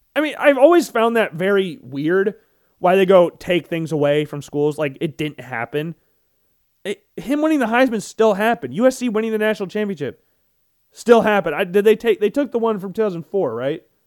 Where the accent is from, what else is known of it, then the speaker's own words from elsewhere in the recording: Des Moines, Iowa, United States; I was born in Des Moines